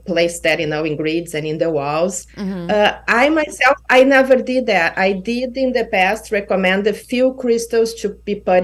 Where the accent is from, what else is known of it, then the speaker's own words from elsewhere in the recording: Brazil; also born or lived in Kauai, Hawaii; now in Hanalei, United States; from Brazil because it was, you know, my home country